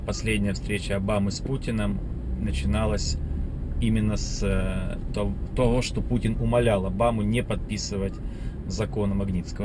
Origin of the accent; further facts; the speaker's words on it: Russia; я вот как россиянин